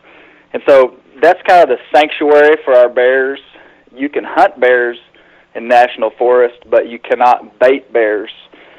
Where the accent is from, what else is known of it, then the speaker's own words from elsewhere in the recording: Arkansas, United States; I'm from Arkansas. I'm a seventh generation Arkansan